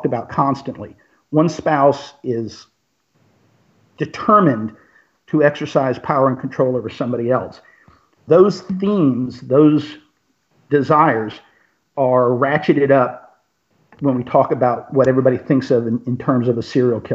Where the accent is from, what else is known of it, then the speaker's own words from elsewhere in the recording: Florida, United States; Growing up in Florida